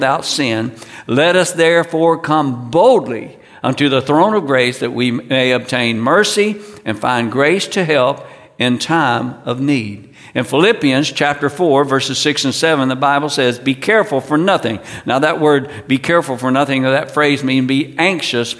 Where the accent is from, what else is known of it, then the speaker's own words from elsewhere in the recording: United States; I'm from the United States